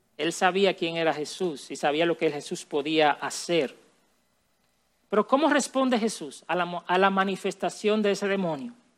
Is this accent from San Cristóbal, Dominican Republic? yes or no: yes; Villa Altagracia, San Cristóbal, Dominican Republic; Yo crecí en Villalda Gracia